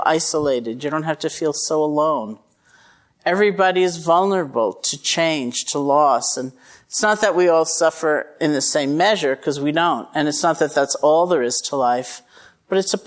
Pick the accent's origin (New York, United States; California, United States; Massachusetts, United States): Massachusetts, United States; I'm from Massachusetts